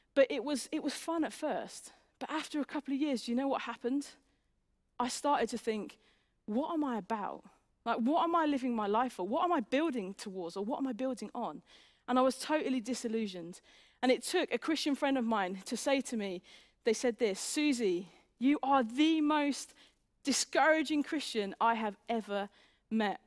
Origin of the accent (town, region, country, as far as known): England, United Kingdom